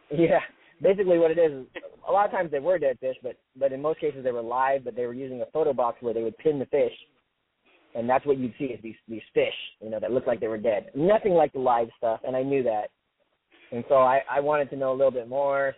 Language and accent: English; San Diego, California, United States; I'm from San Diego, California